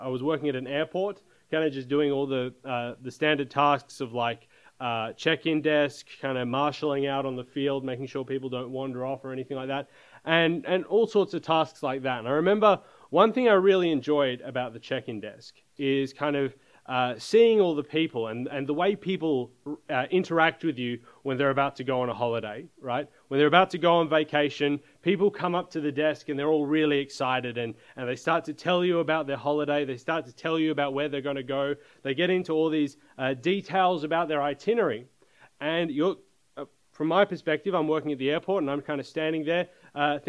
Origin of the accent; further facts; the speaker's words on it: Australia; I am from Australia. You may have picked up the accent a little bit